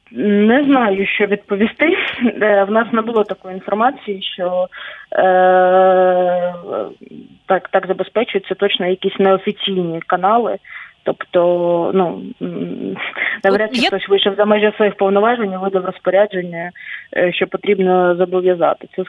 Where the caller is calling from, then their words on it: Chernihiv Oblast, Ukraine; Я з Чернігівщини, Мониторили ли вы север Чернігівщини, ми недалеко очень от границі, причому от двох від білоруської від російської.